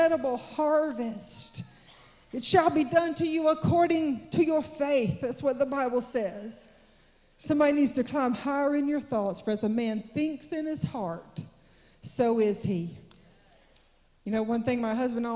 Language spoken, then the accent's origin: English; South Georgia, United States; I grew up in South Georgia